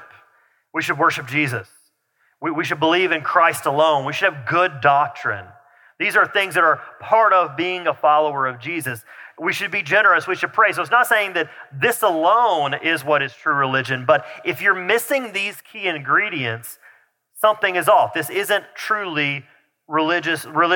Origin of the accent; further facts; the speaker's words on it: the South, United States; accent: southern; my southern accent starts to come out back out a little bit